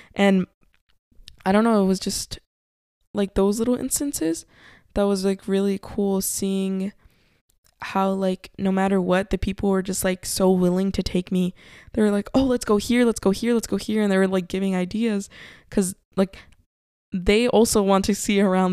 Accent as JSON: {"language": "English", "town": "Covina", "region": "California", "country": "United States", "tie": "born or raised there", "said": "where we grew up in Covina"}